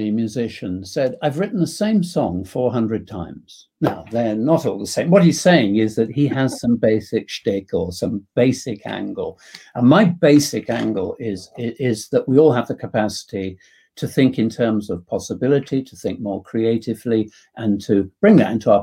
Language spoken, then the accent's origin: English; England, United Kingdom; being English